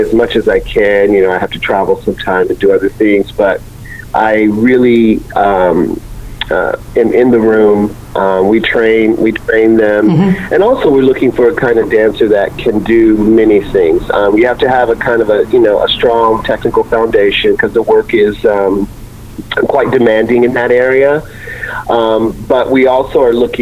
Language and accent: English; Ohio, United States; moved away; also born or lived in Montreal; it was a local, smaller contemporary company in my home state of Ohio